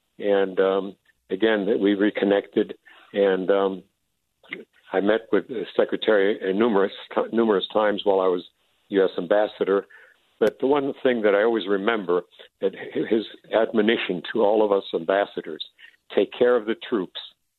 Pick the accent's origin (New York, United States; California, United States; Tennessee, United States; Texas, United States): New York, United States; also born or lived in Germany / Panama; But we both have immigrant backgrounds. We went to the best high schools in New York, where I was raised. I went to Stuyvesant.